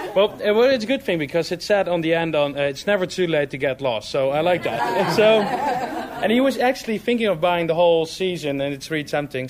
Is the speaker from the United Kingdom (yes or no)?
no; Amsterdam, North Holland, Netherlands; moved away; I'm from Amsterdam, from the Netherlands.